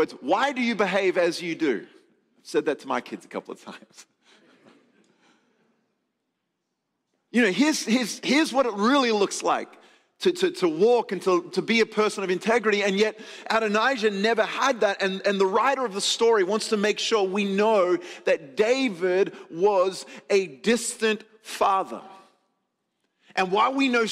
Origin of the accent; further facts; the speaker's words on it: Adelaide, South Australia, Australia; moved away; Actually came from my hometown. Adelaide, South Australia.